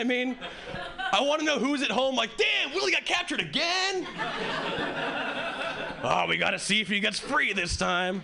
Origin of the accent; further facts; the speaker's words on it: Hawaii, United States; moved away as an adult; now in Boston, United States; I originally was born and raised in Hawaii, and 3 years ago, I moved to Boston